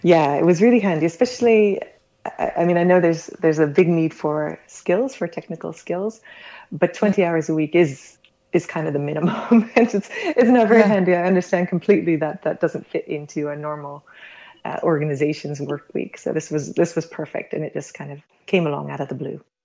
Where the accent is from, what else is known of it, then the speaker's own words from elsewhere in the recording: United States; now in Netherlands; I'm American originally, been living in the Netherlands for 25 years already